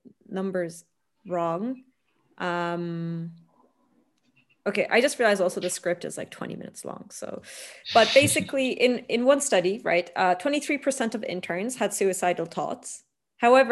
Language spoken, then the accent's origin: English; Turkey; now in Italy; I'm from Turkey